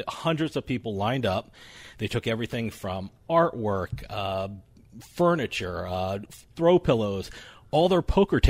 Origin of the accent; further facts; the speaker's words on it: New Jersey, United States; growing up in New Jersey